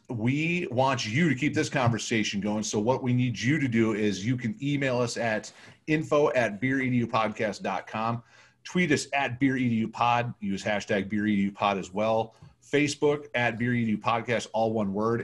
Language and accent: English; Michigan, United States; I grew up in Michigan